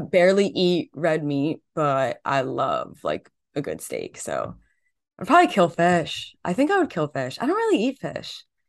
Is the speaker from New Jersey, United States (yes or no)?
yes; New Jersey, United States; Growing up in Jersey, you just like everyone's Italian by default.